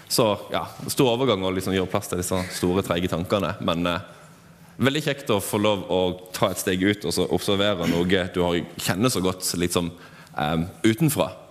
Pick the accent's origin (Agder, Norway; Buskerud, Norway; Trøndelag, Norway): Agder, Norway; Flekkefjord; Hva skal vi si? Jeg er fra Flekkefjord.